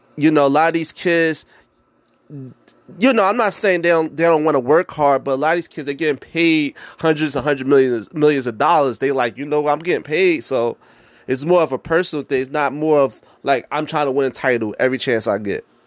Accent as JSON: {"language": "English", "region": "New Jersey", "country": "United States", "tie": "born or raised there", "said": "I was born and raised in Jersey"}